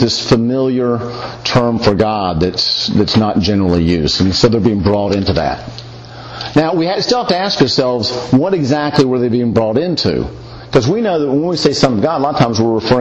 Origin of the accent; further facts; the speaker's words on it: the South, United States; I'm from the South